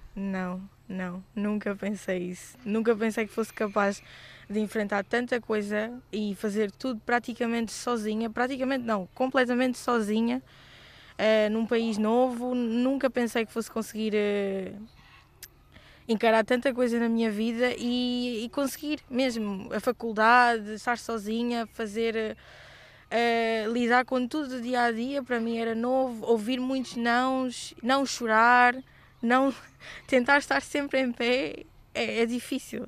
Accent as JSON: {"language": "Portuguese", "town": "Beira", "region": "Sofala", "country": "Mozambique", "tie": "born or raised there", "moved": "as an adult", "lives_now": "Porto, Portugal", "said": "Foi o país onde cresci, a cidade onde cresci"}